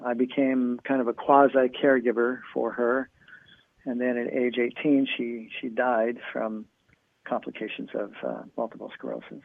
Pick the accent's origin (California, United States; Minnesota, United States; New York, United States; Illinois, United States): California, United States; San Luis Obispo; also born or lived in Santa Cruz, California; I grew up in a little town called San Luis Obispo, California. We actually lived in Santa Cruz before